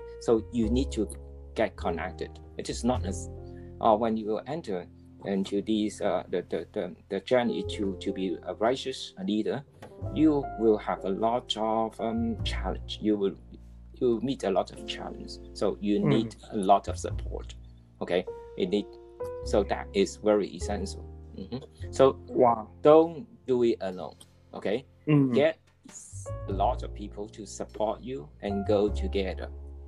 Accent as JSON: {"language": "English", "country": "Hong Kong", "said": "I'm from Hong Kong"}